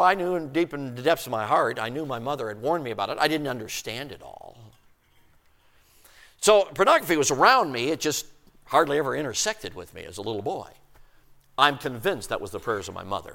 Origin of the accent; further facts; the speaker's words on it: Chicago, Illinois, United States; also born or lived in Durango, Colorado; we moved from Durango, Colorado when I was 6 years old and moved to Chicago, Illinois. I'm talking city limits, South Side, Marquette Park